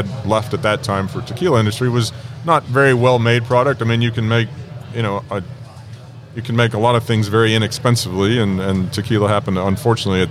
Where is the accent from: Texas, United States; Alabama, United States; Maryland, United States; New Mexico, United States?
Texas, United States; also born or lived in Mexico; I grew up in Texas drinking tequila with my buddies that were mainly Mexican